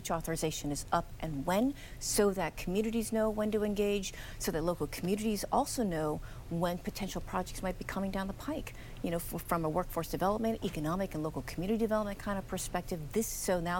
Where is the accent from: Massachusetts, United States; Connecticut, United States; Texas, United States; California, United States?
California, United States; Los Angeles; I am originally from the Los Angeles area